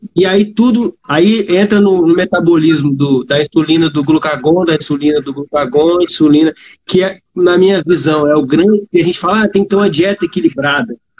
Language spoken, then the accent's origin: Portuguese; Vitória, Espírito Santo, Brazil; Sou do Espírito Santo, Vitória, Espírito Santo.